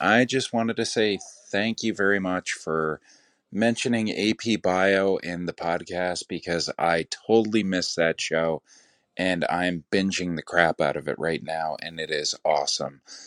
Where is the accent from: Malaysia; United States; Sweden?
United States; New York; I'm from New York.